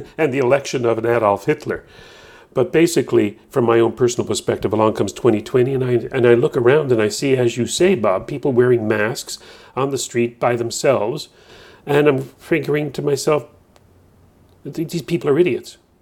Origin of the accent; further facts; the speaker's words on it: Newfoundland and Labrador, Canada; moved away as an adult; now in New Brunswick, Canada; I'm, I'm from Newfoundland, first twenty-five years of my life